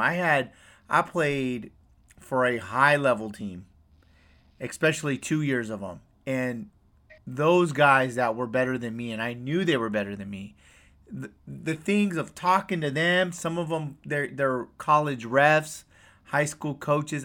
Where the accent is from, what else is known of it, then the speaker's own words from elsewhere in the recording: West Coast, United States; I'm from the West Coast